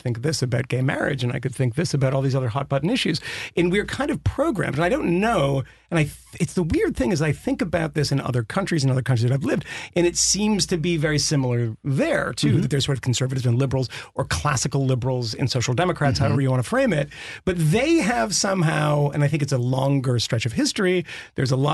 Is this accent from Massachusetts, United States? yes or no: yes; Massachusetts, United States; I'm from Massachusetts, but my father was working class and in the union